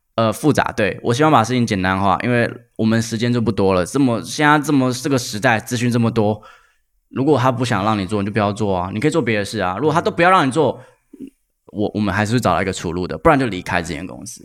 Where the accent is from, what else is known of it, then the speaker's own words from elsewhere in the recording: Keelung, Taiwan; 我出生在基隆